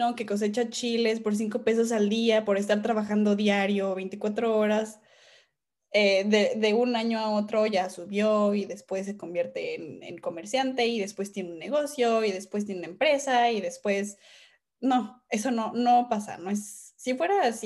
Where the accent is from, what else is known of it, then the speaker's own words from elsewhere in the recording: Mexico; dentro de nuestro país